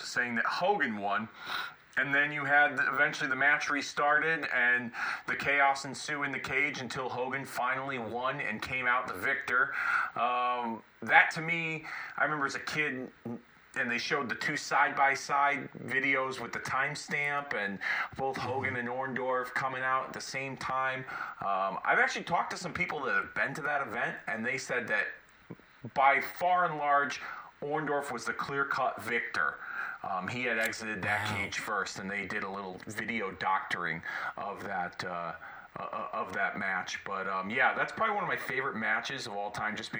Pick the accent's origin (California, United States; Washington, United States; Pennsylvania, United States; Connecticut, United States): Connecticut, United States; Hartford; from my hometown of Hartford, Connecticut. I was 4 years old